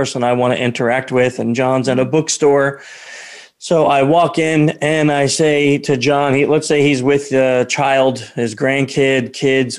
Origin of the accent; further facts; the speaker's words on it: New York, United States; we're from New York. I'm from New York, too.